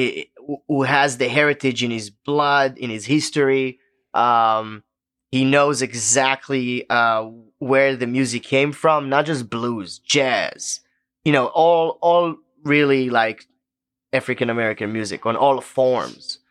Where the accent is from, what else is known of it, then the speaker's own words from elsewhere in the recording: Israel; English is a second language; moved away as an adult; now in Memphis, United States; the way we grew up in Israel